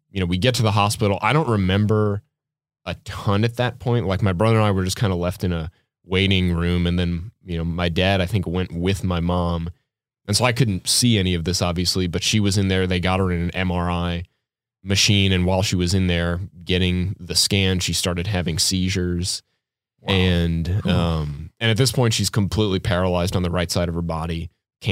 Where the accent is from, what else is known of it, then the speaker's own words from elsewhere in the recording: New Orleans, Louisiana, United States; I was growing up in New Orleans, and I was like 7 or 8 years old